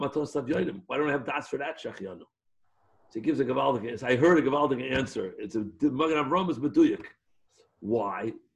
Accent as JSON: {"language": "English", "town": "New York City", "region": "New York", "country": "United States", "tie": "born or raised there", "said": "I was born in Chaydish Adar in Jewish Hospital on King's Highway a number of years back"}